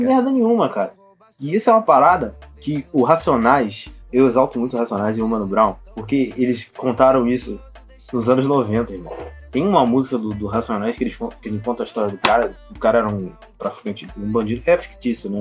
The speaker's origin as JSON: {"language": "Portuguese", "region": "Rio de Janeiro", "country": "Brazil", "said": "eu sou carioca"}